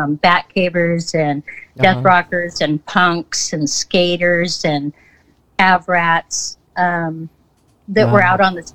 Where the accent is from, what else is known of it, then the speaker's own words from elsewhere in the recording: Montana, United States; moved away as an adult; now in Seattle, United States; I'm from Montana, a very small town in Montana